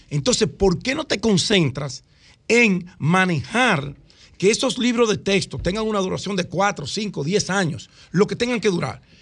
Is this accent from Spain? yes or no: no; Dominican Republic; Ahora, lo que nosotros no podemos como sociedad dominicana es seguir permitiendo que la delincuencia nos siga robando la paz y la vida de la gente seria, la gente que trabaja.